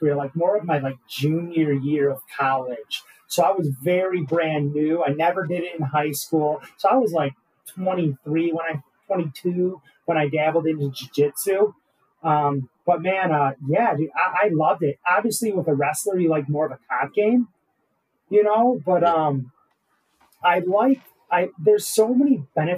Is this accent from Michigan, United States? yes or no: yes; Roseville, Michigan, United States; I'm originally from, Michigan and, grew up in Roseville.